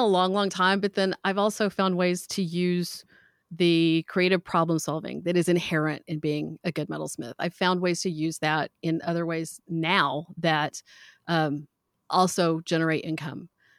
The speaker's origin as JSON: {"language": "English", "region": "the South", "country": "United States", "tie": "born or raised there", "said": "So I grew up in the South. I don't have near as much of an accent as my grandparents all did."}